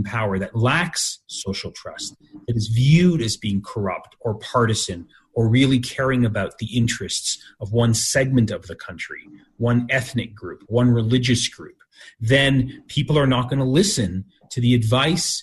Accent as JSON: {"language": "English", "country": "Canada", "tie": "born or raised there", "said": "I was born in Canada and I have Canadian citizenship"}